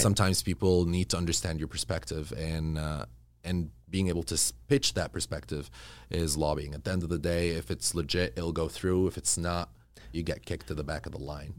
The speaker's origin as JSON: {"language": "English", "country": "Kuwait", "tie": "born or raised there", "also_born_or_lived": "Egypt", "moved": "yes", "lives_now": "Los Angeles, United States", "said": "growing up in Kuwait, um, you know, my parents moved when I was about three"}